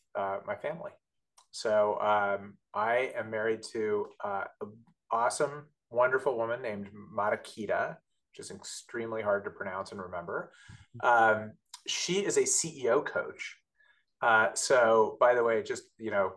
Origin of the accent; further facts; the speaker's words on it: Southern California, United States; moved away as an adult; now in New York City area, United States; I'm from Southern California